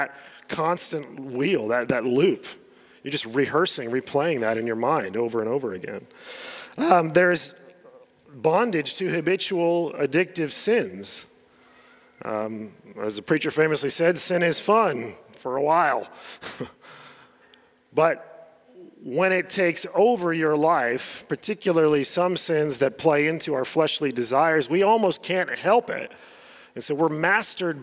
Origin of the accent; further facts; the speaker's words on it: United States; moved away; I was growing up in the States